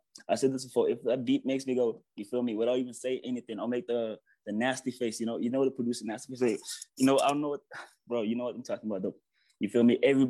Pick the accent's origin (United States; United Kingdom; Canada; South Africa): South Africa; I'm from South Africa